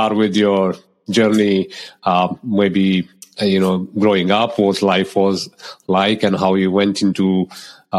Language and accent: English; India; moved away; growing up in India